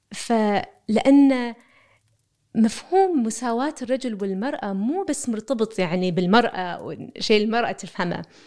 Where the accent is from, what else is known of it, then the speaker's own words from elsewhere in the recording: Kuwait; أنا مواطنة كويتية